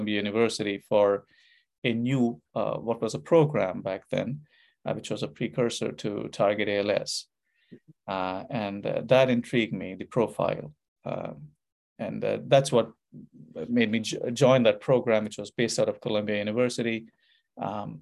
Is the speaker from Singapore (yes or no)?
no; Kanpur, Uttar Pradesh, India; moved away as an adult; also born or lived in Calcutta, India / Bombay, India; now in United States; I was born in India, born in Calcutta in India. But I lived most of my growing up years in northern India, in a city called Kanpur